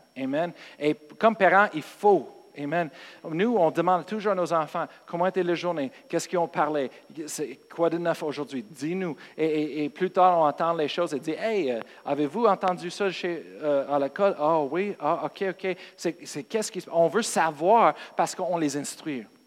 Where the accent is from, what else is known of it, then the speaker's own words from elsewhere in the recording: United States; Moi, je viens des États-Unis